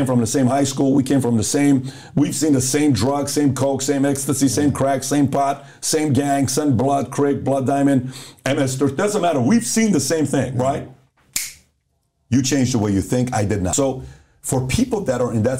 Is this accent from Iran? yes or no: yes; Iran; also born or lived in Los Angeles, California; now in United States; So I grew up in Iran.